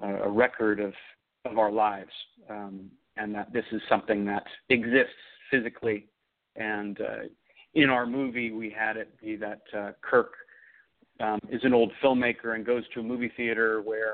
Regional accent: Oakland, California, United States; also born or lived in Los Angeles; I grew up in Oakland

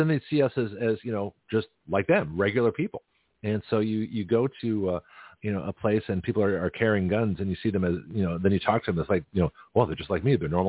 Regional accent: California, United States; now in Florida, United States; when I first got my carry permit in Florida, and I came from California, so I had a completely different mindset.

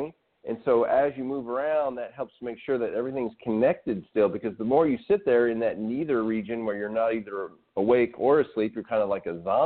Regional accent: Arkansas, United States; I grew up in Arkansas

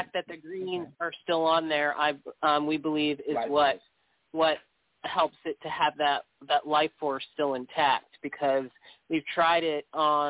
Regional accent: Michigan, United States; I'm from Michigan

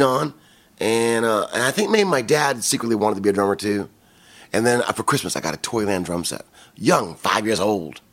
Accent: Kalamazoo, Michigan, United States; now in California, United States; I'm from Kalamazoo, Michigan, and it's from between Chicago and Detroit.

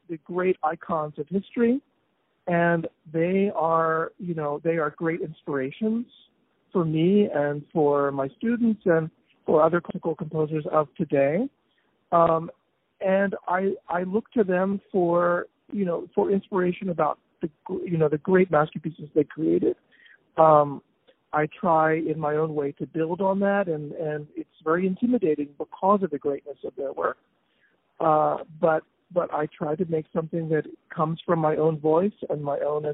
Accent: Philadelphia, Pennsylvania, United States; I was born in Philadelphia

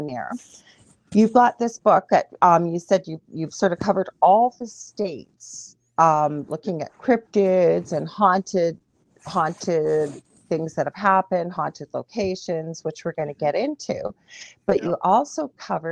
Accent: Canada; I'm a Canadian clairvoyant medium

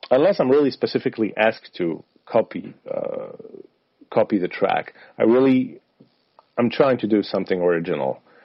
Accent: Poland; moved away; I come from I come from Poland, from Slavic region

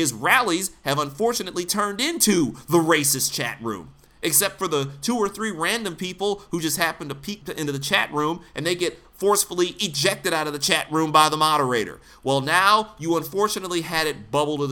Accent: Detroit, Michigan, United States; I'm actually from Detroit.

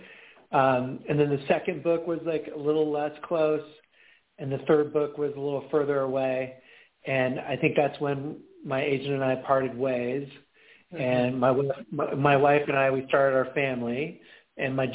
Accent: Pacific Northwest, United States; moved away as an adult; I grew up in the Pacific Northwest and then, moved to a bunch of different cities over the course of many years, and then I'm back in the Pacific Northwest. So I live in Seattle

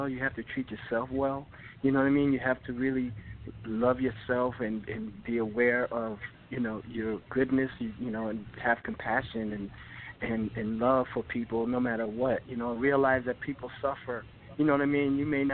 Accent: Rahway, New Jersey, United States; I grew up in Raleigh and you know, small town in Jersey, and, you know, I was close to New York

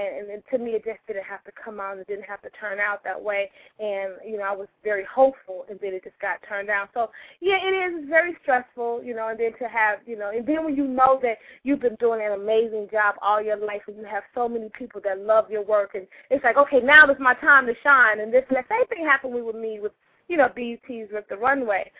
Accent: St. Louis, Missouri, United States; now in New York, United States; I came to New York from my hometown of St. Louis

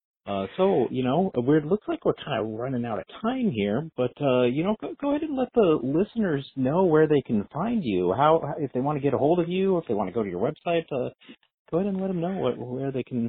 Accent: Albuquerque, New Mexico, United States; moved away; I'm from Albuquerque originally, and that's another film town

